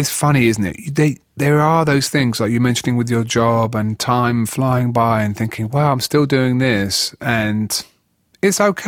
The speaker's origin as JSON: {"language": "English", "town": "Huntingdon", "region": "East of England", "country": "United Kingdom", "tie": "born or raised there", "said": "It was Hinchingbrook School in Huntingdon, Cambridgeshire"}